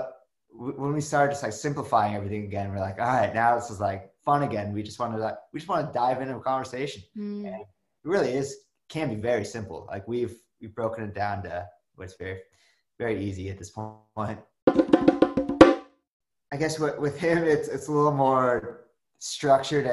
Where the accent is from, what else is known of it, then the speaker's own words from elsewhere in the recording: Malibu, California, United States; I grew up in Malibu in Los Angeles